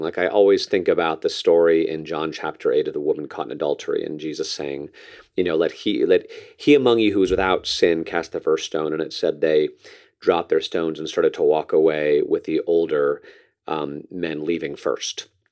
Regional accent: New Canaan, Connecticut, United States; moved away; my hometown newspaper in New Canaan, Connecticut

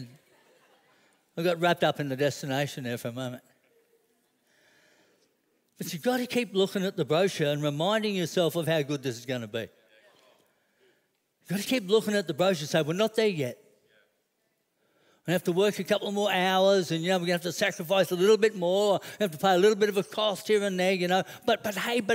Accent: Brisbane, Queensland, Australia; I grew up in Wynnum

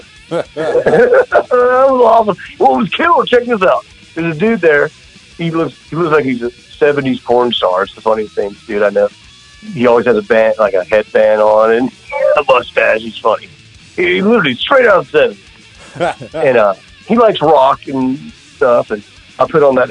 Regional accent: Jacksonville, Florida, United States; I was born in Jacksonville

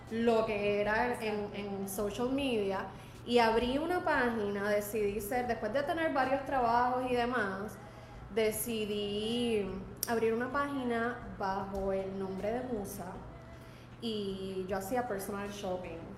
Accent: Caguas, Puerto Rico; Tuvieron un restaurante en Viejo San Juan y luego en Caguas, porque yo soy original de Caguas. Este, así que yo me crié en un negocio.

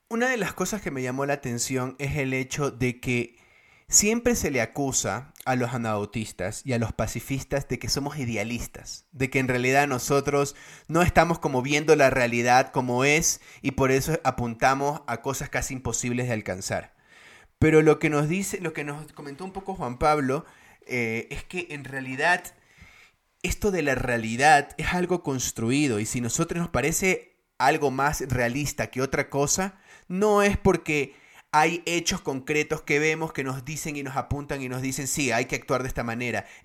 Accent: Guayaquil, Guayas, Ecuador; now in Quito, Ecuador; Paradójicamente eso es chistoso porque yo soy de Guayaquil, pero conocí a los menonitas acá en Quito.

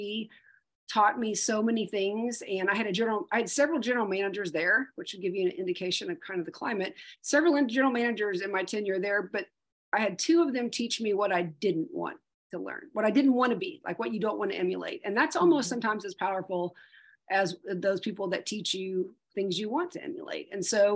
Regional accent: Yukon, Oklahoma, United States; I am a native fifth generation Oklahoman, and I grew up in Yukon, America

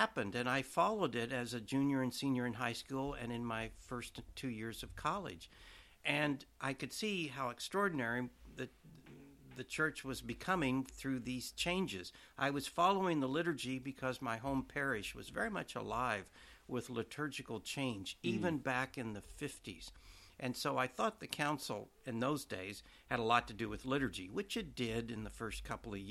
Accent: Oklahoma, United States; moved away as an adult; also born or lived in New York / St. Louis; now in Washington, United States; I grew up in Oklahoma, and I went to a minor seminary in 1960 for high school

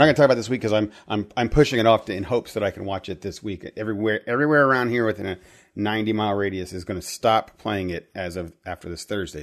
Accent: Midwest, United States; I grew up in the Midwest

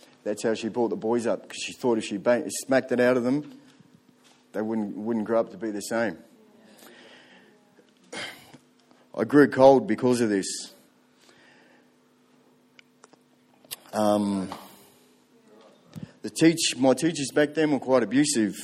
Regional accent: Tokoroa, Waikato, New Zealand; I was born in New Zealand, Central North Island, in a town called Tokoroa.

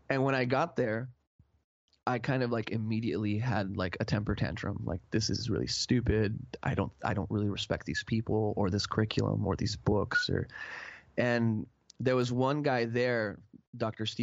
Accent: Mexico; I grew up playing soccer in Mexico on the streets

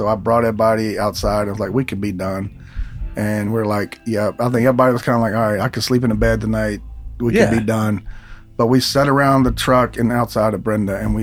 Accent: Georgia, United States; moved away; my little hometown in Georgia

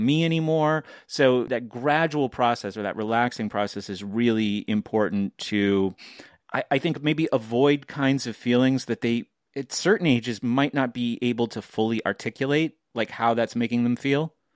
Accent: New Hampshire, United States; I'm from New Hampshire

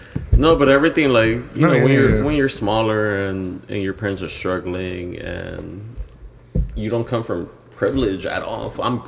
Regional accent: Los Angeles, California, United States; I grew up in Boyle Heights.

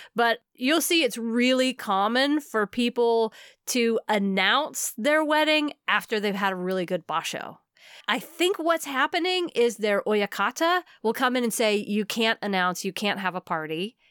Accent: United States; as an American

